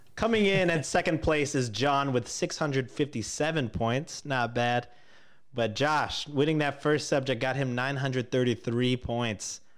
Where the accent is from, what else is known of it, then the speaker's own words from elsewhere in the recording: Canada; as a Canadian